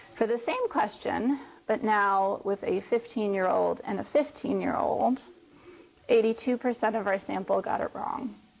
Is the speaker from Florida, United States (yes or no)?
yes; Florida, United States; moved away; in Florida, um, which is my home state